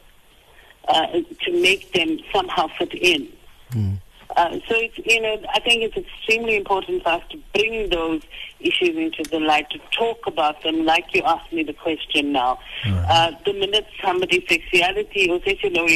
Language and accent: English; South Africa; as a South African